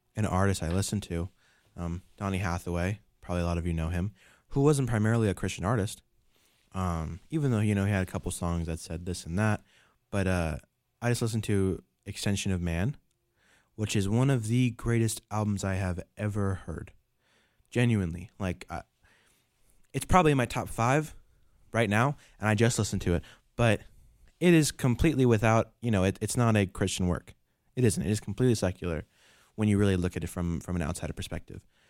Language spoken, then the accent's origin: English; New York, United States; I'm from New York